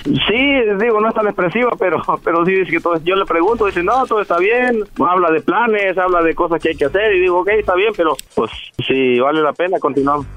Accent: Jalisco, Mexico; moved away; also born or lived in Guerrero; nací en Guerrero, me crié en Jalisco, pero nací en Guerrero.

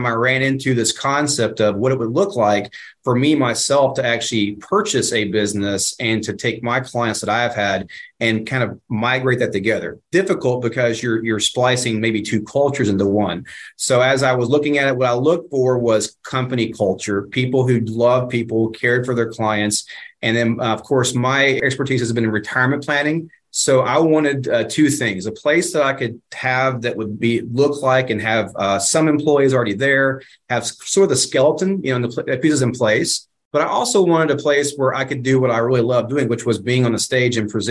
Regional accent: Dallas, Texas, United States; my hometown, small burg of, you know, 7 million people here in Dallas-Fort Worth

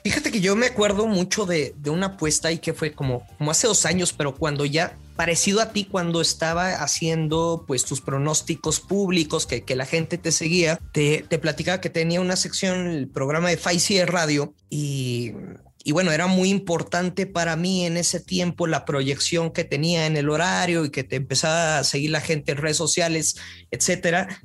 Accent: northern Mexico, Mexico; como buen norteño

